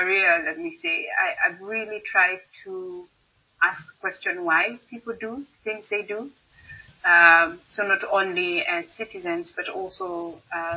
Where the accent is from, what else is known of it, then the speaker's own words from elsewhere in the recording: Kenya; moved away as an adult; now in Netherlands; I'm Kenyan. So I did my bachelor's in Kenya in chemistry